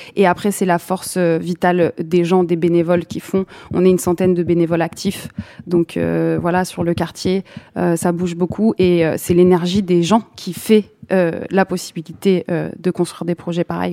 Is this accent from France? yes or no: yes; Saint-Denis, Île-de-France, France; j'ai grandi à Saint-Denis